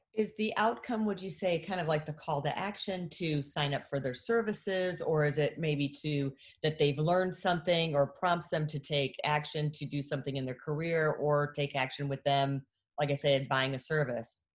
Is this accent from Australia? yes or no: no; Michigan, United States; moved away as an adult; now in Texas, United States; I'm originally from Michigan and I moved down here, was a newscaster up there